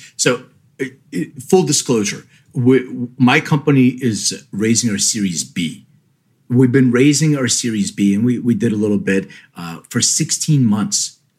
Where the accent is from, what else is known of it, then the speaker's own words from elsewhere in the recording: Lithuania; born there; Well, so I'm an immigrant. I was born in Lithuania. My parents came here with $500 in their pockets.